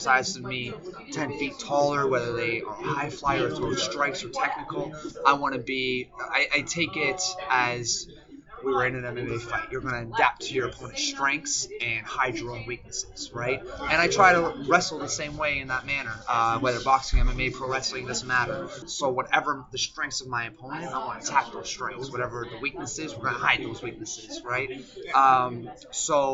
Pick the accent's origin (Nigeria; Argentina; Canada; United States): Canada; Mississauga, Ontario; also born or lived in Toronto / Oakville / Germany / Amsterdam; born in Toronto, raised in Mississauga, went from grade 1 to finishing high school there